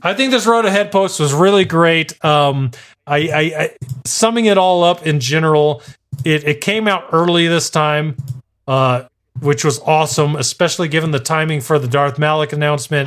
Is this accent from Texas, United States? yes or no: yes; El Paso, Texas, United States; now in Arizona, United States; I was born in El Paso, Texas, which is basically Mexico